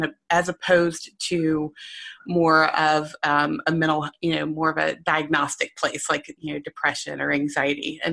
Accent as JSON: {"language": "English", "region": "North Carolina", "country": "United States", "accent": "Southern", "moved": "yes", "lives_now": "Lancaster, United States", "said": "I'm from North Carolina. So you'll catch a little bit of a Southern accent"}